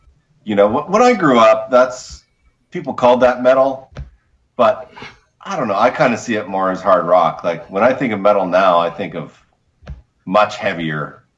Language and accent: English; Vancouver, British Columbia, Canada; moved away; I'm originally from Vancouver